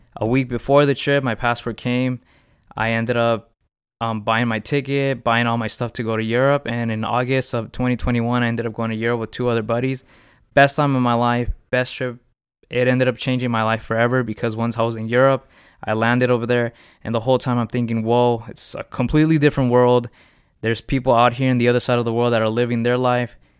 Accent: Riverside, California, United States; I'm from California. Um, I was raised in Riverside. I, yeah, I basically grew up my whole life in Riverside

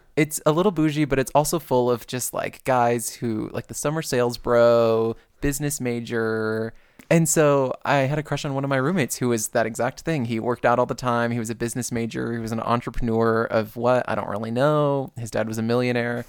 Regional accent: Perrysburg, Ohio, United States; moved away as an adult; I'm from Ohio, from a very very white town

